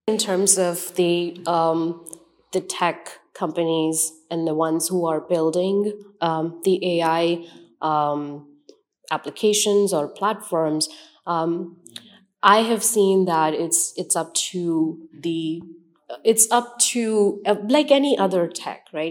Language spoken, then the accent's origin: English; India; moved away as an adult; now in United States; I was born in India, so I come from, um, a background of, um, large amount of cultures